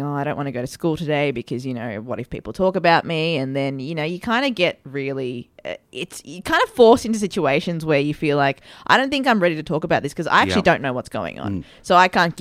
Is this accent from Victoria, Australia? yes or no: yes; Melbourne, Victoria, Australia; also born or lived in Dahiwala, Sri Lanka; I grew up in Fairfield. Fairfield was the first suburb we lived in.